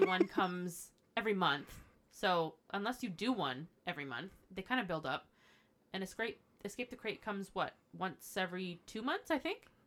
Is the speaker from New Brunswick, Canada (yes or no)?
no; Ottawa, Ontario, Canada; I was born and raised here